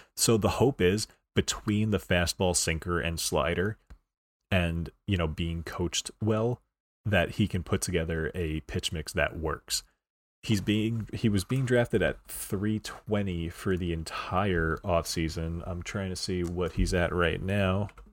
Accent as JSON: {"language": "English", "region": "New York", "country": "United States", "said": "I'm from New York"}